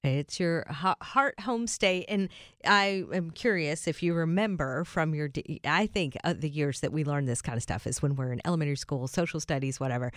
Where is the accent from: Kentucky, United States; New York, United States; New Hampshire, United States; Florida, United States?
Kentucky, United States; moved away as an adult; also born or lived in Michigan; now in Tennessee, United States; we're both born and raised in Kentucky.